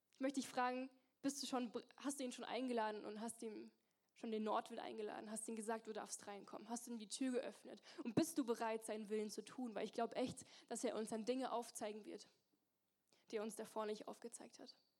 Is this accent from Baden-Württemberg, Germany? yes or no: yes; near Mannheim, Baden-Württemberg, Germany; moved away as an adult; also born or lived in Zürich; now in Singen, Germany; ich komm aus der Nähe von Mannheim.